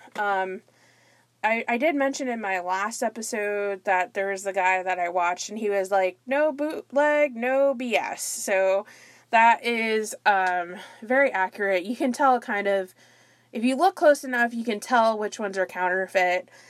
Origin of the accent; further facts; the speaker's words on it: near Fort Lauderdale, Florida, United States; my hometown area, a little bit outside of the Fort Lauderdale, Florida area